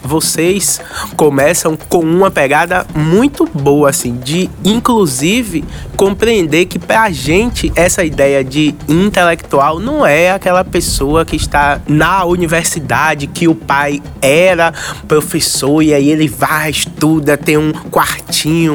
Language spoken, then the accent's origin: Portuguese; Salvador, Bahia, Brazil; Eu sou daqui, do Curuzu, da Liberdade. Morei aqui do lado muitos e muitos anos